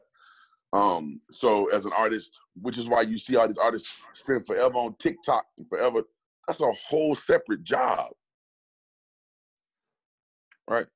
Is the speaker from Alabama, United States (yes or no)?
yes; Alabama, United States; I'm from Alabama.